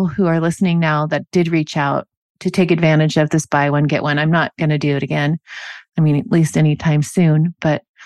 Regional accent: Normandy Park, Washington, United States; I grew up in Normandy Park

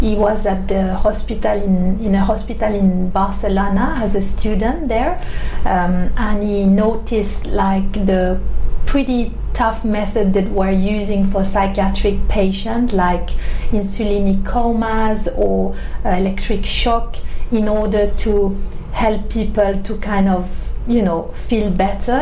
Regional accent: Switzerland; now in London, United Kingdom; I was living in my hometown in Switzerland

